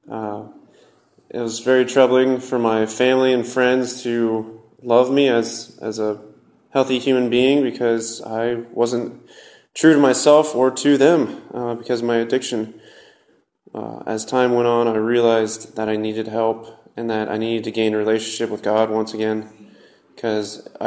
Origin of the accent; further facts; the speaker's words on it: Lancaster, Ohio, United States; I was born and raised in Lancaster, Ohio.